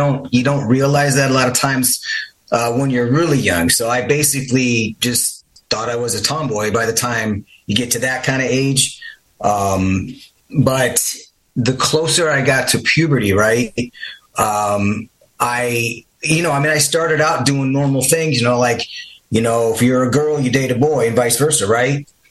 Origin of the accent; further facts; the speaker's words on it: Midwest, United States; I grew up in the Midwest